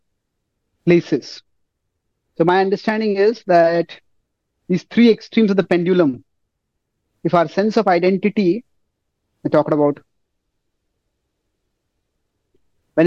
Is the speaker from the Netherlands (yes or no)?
no; India; I'm an Indian.